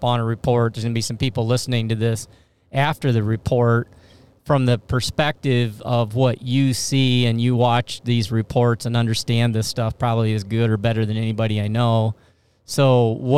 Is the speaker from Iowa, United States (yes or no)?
yes; Iowa, United States; Iowa for a minute, my home state and where I live